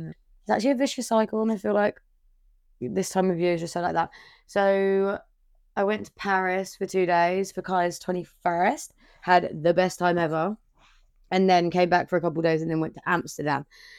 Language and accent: English; Brighton, South East England, United Kingdom; From Brighton. You shouldn't tell by the accent